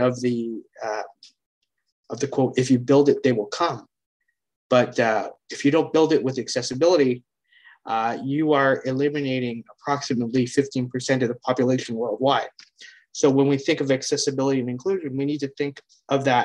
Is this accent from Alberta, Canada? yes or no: no; Hamilton, Ontario, Canada; I'm from Hamilton, Ontario, Canada